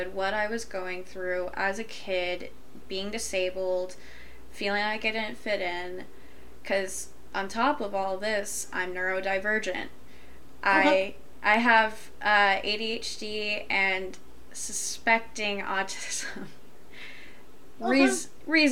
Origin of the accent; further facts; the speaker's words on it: Deep South, United States; I grew up in the Deep South